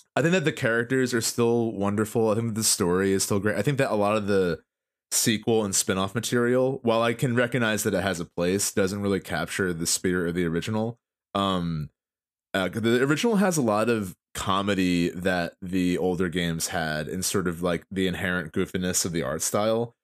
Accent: New Jersey, United States; we're from Jersey

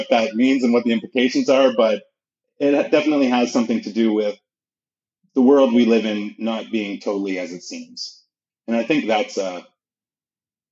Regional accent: Canada; Even being a Canadian

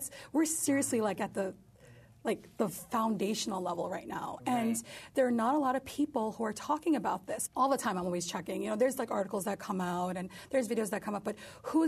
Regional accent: New York, United States; But I'm Turkish. I'm also part Kurdish. I'm a Muslim, but I'm a New Yorker. I'm an American.

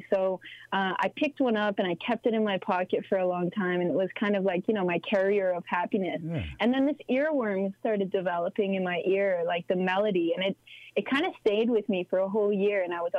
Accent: Sudbury, Ontario, Canada; first language French; English is a second language; moved away as an adult; also born or lived in Toronto; my mom's French and my dad's Abenaki. So I grew up in Sudbury, and our home community is Odenak, which is just north of Montreal in Quebec. And unfortunately, I didn't grow up on my home reserve

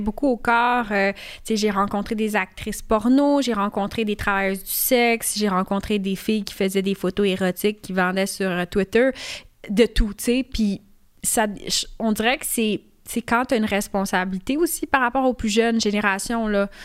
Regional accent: Canada; Je suis née ici au Canada

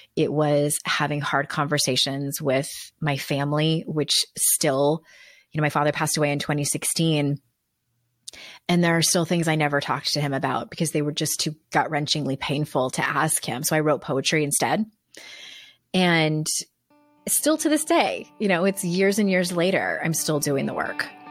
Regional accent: San Diego, California, United States; now in North Carolina, United States; I'm from San Diego, and, but now we live in North Carolina

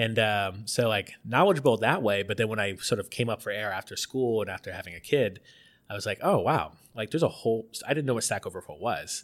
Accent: outside Tampa, Florida, United States; moved away; I'm from Florida, I'm, grew up outside of Tampa

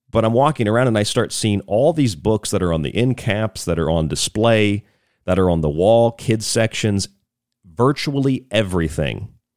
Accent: Central Florida, United States; moved away; I grew up there in Central Florida

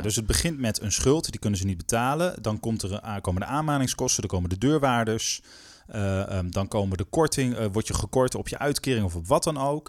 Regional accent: Groningen, Netherlands; moved away; also born or lived in Rotterdam; ik kom oorspronkelijk uit Groningen

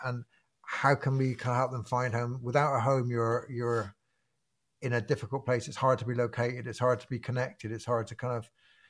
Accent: England, United Kingdom; I know my country, you know, I came from England, I know my country, and I've walked coast to coast the other way.

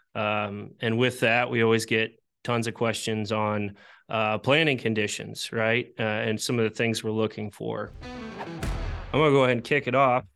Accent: Iowa, United States; I'm from Iowa

